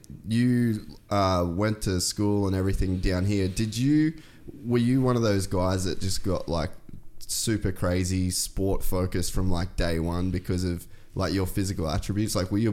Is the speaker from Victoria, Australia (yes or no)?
no; Cairns, Queensland, Australia; also born or lived in United States; So you know I'm from Cairns?